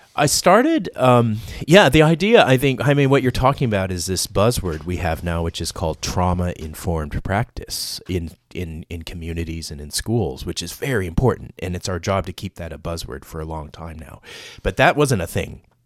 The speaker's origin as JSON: {"language": "English", "town": "Los Angeles", "region": "California", "country": "United States", "tie": "born or raised there", "also_born_or_lived": "Vietnam / Pasadena", "accent": "Los Angelino", "moved": "as an adult", "lives_now": "Australia", "said": "you would have guessed Los Angelino, and that's where I spent the first eighteen years of my life."}